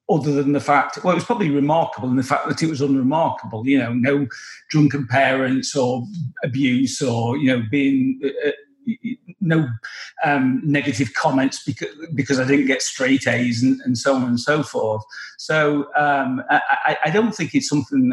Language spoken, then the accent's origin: English; England, United Kingdom; I'm English